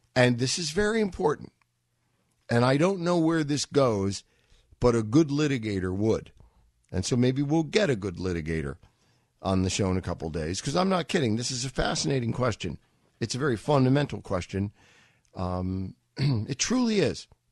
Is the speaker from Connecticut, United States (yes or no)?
no; New York City, New York, United States; When I was a twenty-year-old growing up in Manhattan